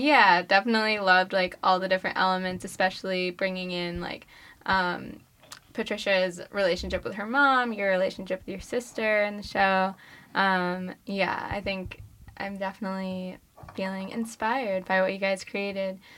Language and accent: English; New York, United States; I'm from New York